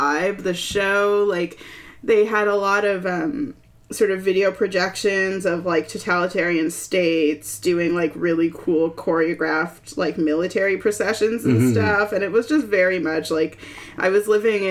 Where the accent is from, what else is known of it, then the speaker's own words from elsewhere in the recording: Toronto, Ontario, Canada; also born or lived in Peterborough, Ontario; I'm from Toronto, but I went to Trent